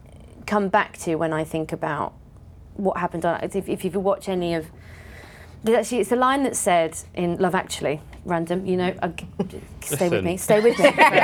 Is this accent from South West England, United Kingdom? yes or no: no; Cumbria, North West England, United Kingdom; I grew up in a in Cumbria